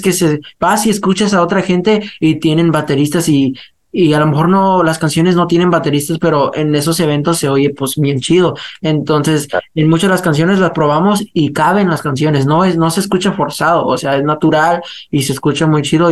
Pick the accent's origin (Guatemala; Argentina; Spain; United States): United States; somos muchachos que crecimos aquí en Estados Unidos, pero tenemos las raíces, pues, este, hispanas